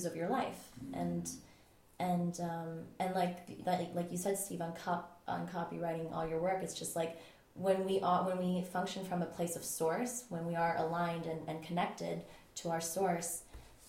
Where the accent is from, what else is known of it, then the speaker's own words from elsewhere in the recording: Switzerland; I just was born and raised in Switzerland and just grew up in the forest